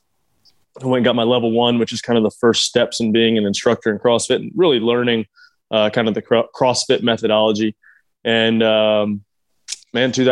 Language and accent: English; Cookeville, Tennessee, United States; I grew up in Cookeville, Tennessee